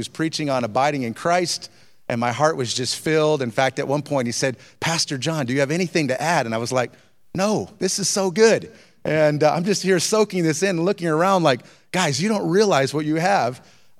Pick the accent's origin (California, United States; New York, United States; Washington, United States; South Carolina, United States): California, United States; also born or lived in Sacramento / Sioux Falls; In fact, I grew up in Southern California, then I bounced around, was in my freshman year in Sacramento, and then my sophomore year of high school, I was living with my aunt and uncle at the time, and they moved to Sioux Falls